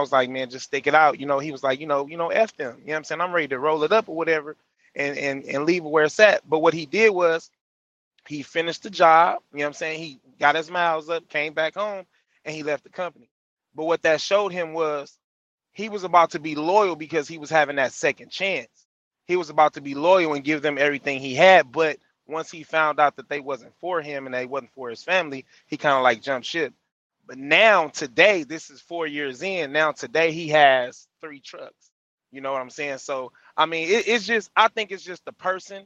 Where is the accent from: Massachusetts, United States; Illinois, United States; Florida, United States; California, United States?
California, United States; I'm from Cali